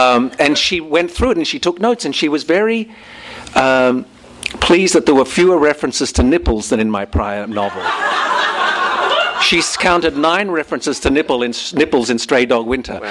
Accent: Australia; accent: Australian, more rounded vowels; now in United States

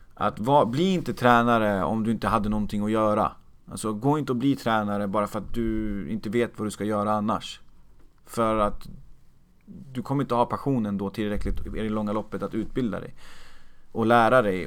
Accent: Uppsala, Uppsala County, Sweden; jag är uppväxt i Uppsala

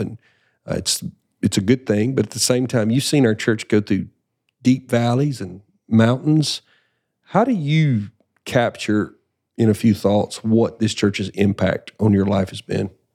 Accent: Deep South, United States; growing up in the, in the deep South, everybody's a Christian

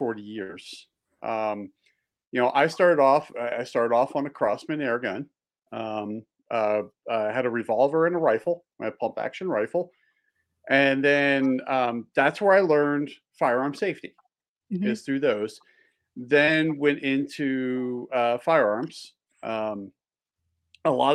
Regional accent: just outside of Philly, Pennsylvania, United States; also born or lived in Delaware / Maryland; now in Montana, United States; I grew up just outside of Philly. So I was an East Coast boy

